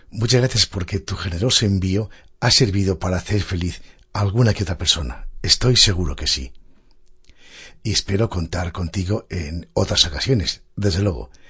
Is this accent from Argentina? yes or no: no; Asturias, Spain; moved away; Al menos a mí, que siendo asturiano y estando fuera de mi querida tierra, escuchar estas cosas es como un verdadero bálsamo para mi corazón.